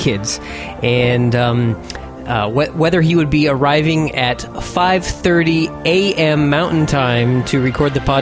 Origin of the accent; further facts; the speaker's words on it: Colorado, United States; I grew up in Colorado.